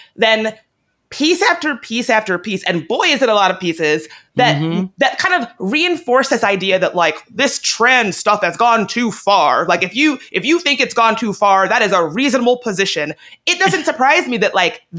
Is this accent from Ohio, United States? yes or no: no; Virginia, United States; I'm from Virginia